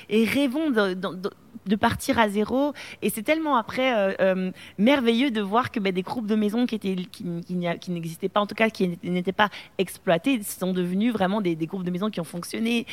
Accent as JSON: {"language": "French", "country": "Belgium", "also_born_or_lived": "Martinique", "said": "On a vécu euh, en, Martinique pendant deux ans, mhm. et puis ça a été le temps de retourner chez nous en Belgique"}